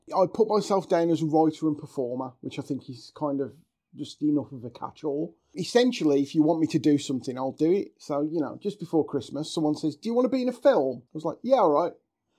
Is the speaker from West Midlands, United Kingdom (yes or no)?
yes; Darlaston, West Midlands, United Kingdom; born there; now in Wolverhampton, United Kingdom; live in Wolverhampton, and Wolverhampton is my home, and I do class myself as a Wolverhampton lad. I was born in Darlaston.